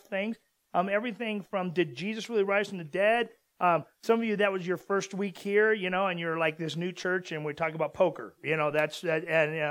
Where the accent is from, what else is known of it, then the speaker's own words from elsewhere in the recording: Southern California, United States; moved away; also born or lived in Utah; we're from Southern California